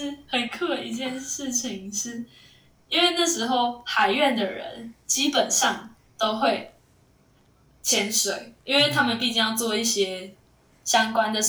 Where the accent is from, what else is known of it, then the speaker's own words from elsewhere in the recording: Taichung, Taiwan; 我记得当端午节的时候，他们都会问我们台中人说